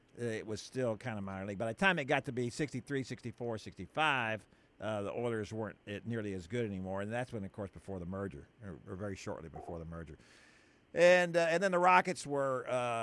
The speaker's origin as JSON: {"language": "English", "town": "Houston", "region": "Texas", "country": "United States", "tie": "born or raised there", "said": "I grew up in Houston"}